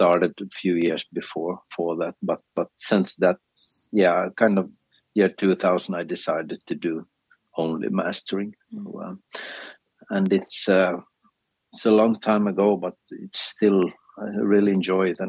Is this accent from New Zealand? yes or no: no; Finland; first language Swedish; English is a second language; also born or lived in Sweden; my mother language is actually Swedish.